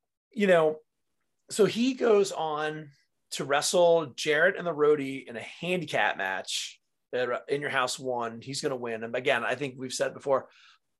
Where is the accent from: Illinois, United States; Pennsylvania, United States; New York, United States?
New York, United States; outside of New York City, United States; growing up outside of New York City